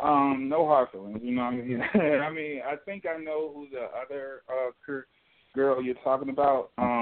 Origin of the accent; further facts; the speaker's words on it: Chicago, Illinois, United States; I'm from Chicago